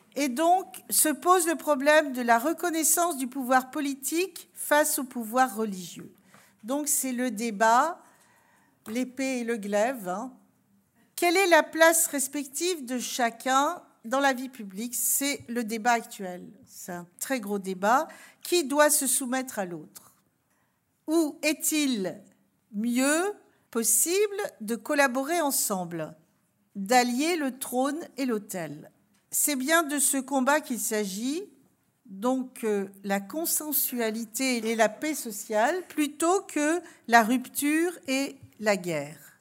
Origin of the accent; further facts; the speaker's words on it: Alsace, Grand Est, France; je viens d'Alsace